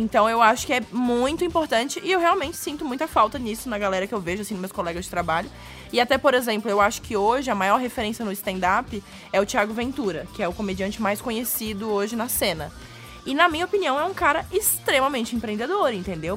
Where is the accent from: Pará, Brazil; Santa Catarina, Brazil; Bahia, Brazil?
Santa Catarina, Brazil; Florianópolis; moved away as an adult; now in São Paulo, Brazil; sou de Florianópolis.